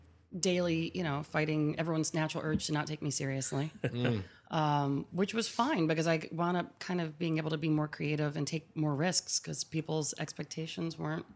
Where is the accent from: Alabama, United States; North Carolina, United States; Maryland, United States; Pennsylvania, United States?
Pennsylvania, United States; Philadelphia; moved away as an adult; like I'm a Philly girl. I'm born and raised in Germantown.